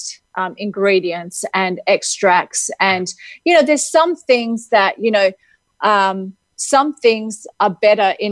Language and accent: English; Adelaide, South Australia, Australia; moved away; the city that I come from